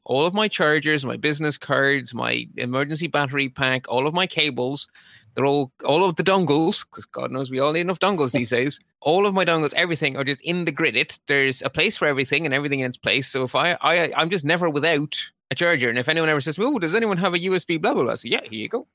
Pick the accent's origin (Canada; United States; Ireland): Ireland; I'm Irish